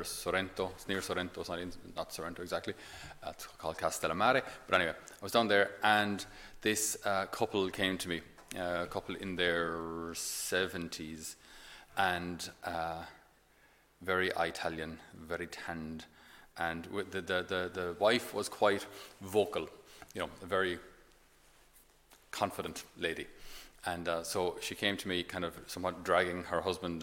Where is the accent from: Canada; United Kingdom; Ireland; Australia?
Ireland; I'm only Irish